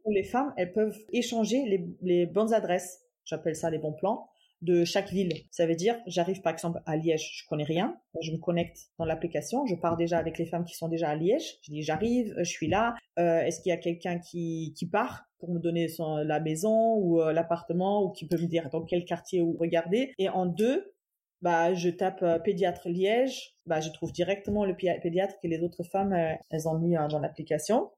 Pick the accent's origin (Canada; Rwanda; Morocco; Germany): Germany; Cologne, North Rhine-Westphalia; French is a second language; moved away as an adult; also born or lived in Dortmund, Germany / Toulouse, France; now in Amiens, France; Je suis née en Allemagne, précisément à Cologne. J'ai grandi là-bas, j'ai fait mes études là-bas